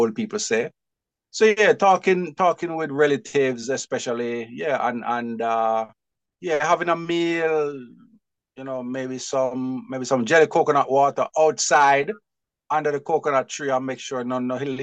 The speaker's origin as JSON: {"language": "English", "region": "Saint Elizabeth", "country": "Jamaica", "tie": "born or raised there", "also_born_or_lived": "Mandeville, Manchester, Jamaica / Peckham, London, United Kingdom", "moved": "as an adult", "lives_now": "London, United Kingdom", "said": "So I was born in Mandeville, in Manchester, in Jamaica, right? And I grew up in St. Elizabeth, which is also in Jamaica, and went to school"}